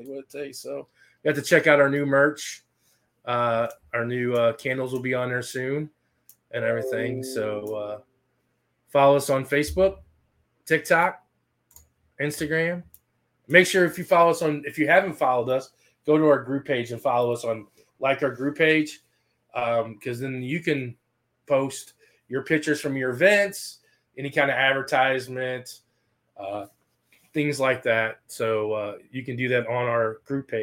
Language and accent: English; St. Louis, Missouri, United States; we're from St. Louis